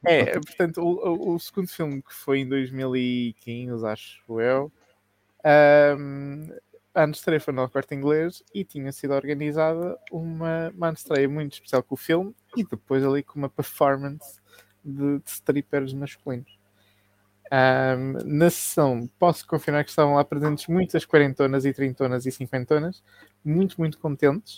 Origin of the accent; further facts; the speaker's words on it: South Africa; Eu nasci na África do Sul